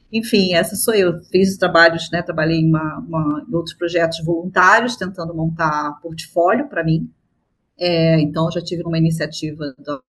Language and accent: Portuguese; Rio de Janeiro, Brazil; na verdade eu sou, eu sou carioca, moro no Rio de Janeiro.